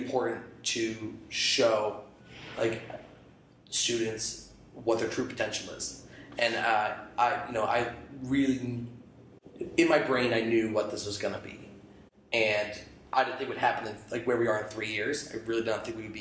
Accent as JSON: {"language": "English", "town": "Albany", "region": "New York", "country": "United States", "moved": "as an adult", "lives_now": "Portland, United States", "said": "I'm from Albany, New York"}